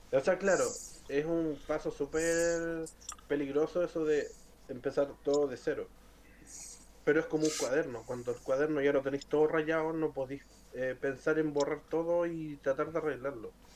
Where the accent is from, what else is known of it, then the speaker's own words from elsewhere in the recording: Chile; somos chilenos